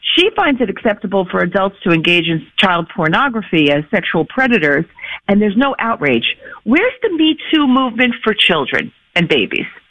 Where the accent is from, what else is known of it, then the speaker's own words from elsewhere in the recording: New York City, New York, United States; now in Palm Beach, United States; I'm from Staten Island originally